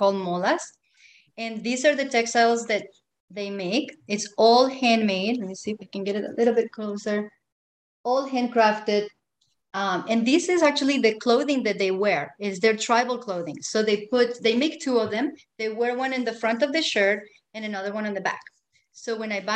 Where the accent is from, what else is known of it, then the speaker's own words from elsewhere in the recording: Colombia; moved away; I'm from Colombia, and I grew up with these textiles on everything